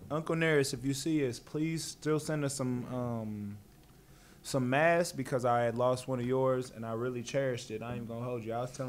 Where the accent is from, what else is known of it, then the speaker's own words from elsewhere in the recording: the South, United States; I am no Indiana ass nigga. I'm from the South.